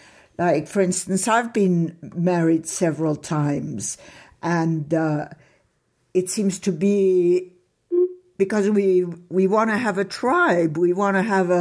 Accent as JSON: {"language": "English", "town": "Monte Carlo", "country": "Monaco", "tie": "born or raised there", "accent": "European", "moved": "yes", "said": "I saw him a lot growing up in Monte Carlo."}